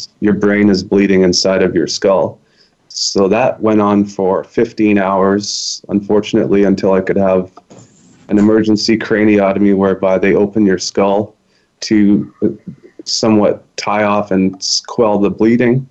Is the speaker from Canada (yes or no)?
yes; British Columbia, Canada; also born or lived in Winnipeg, Manitoba; I moved to BC when I was 10 months old. So basically I'm a British Columbian